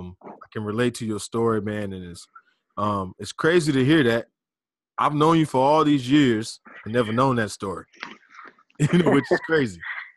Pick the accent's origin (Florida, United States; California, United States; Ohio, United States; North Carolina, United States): Florida, United States; Pensacola; Especially, I know, growing up in Pensacola.